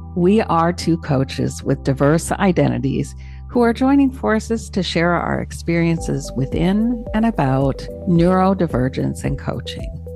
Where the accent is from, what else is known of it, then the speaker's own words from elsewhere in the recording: Toronto, Ontario, Canada; growing up in Toronto, Canada